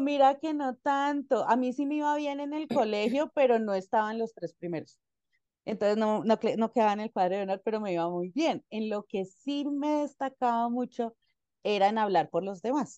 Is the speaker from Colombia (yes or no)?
yes; Ibagué, Tolima, Colombia; soy de Ibagué. Ibagué es una ciudad intermedia acá en Colombia